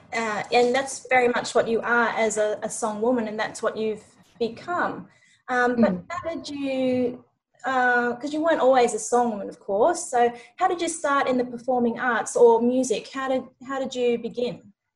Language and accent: English; New Zealand; I'm Maori and from New Zealand